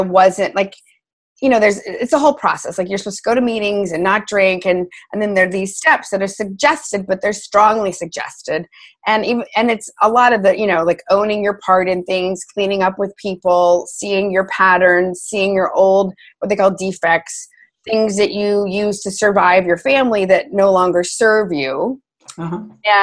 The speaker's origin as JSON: {"language": "English", "region": "Texas", "country": "United States", "also_born_or_lived": "New York City", "moved": "yes", "said": "We're both from Texas"}